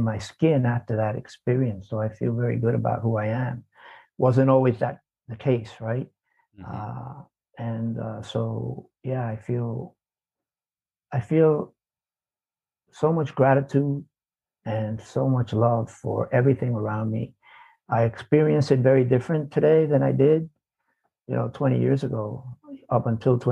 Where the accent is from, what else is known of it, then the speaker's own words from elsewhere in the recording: New York City, New York, United States; I was born in the South Bronx. So I grew up in an environment where it's kind of like dog eat dog